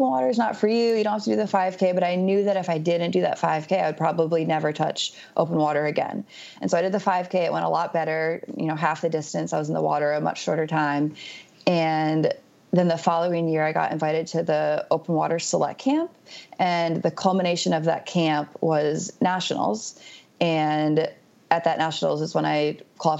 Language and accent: English; upstate New York, United States; moved away as an adult; I'm from New York, so upstate New York, pretty close to where I'm from